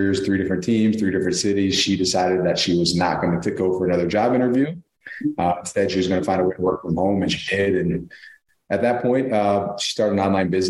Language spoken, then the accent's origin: English; Buffalo, New York, United States; also born or lived in Amherst, New York; I grew up in Buffalo, New York